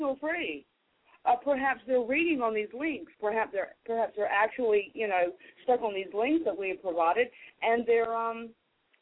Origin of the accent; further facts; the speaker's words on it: United States; as an American